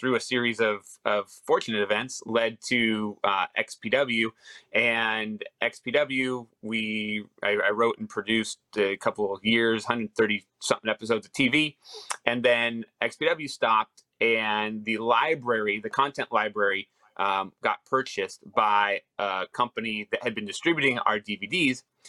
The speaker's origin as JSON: {"language": "English", "town": "Los Angeles", "region": "California", "country": "United States", "tie": "born or raised there", "said": "I grew up in Van Nuys, California"}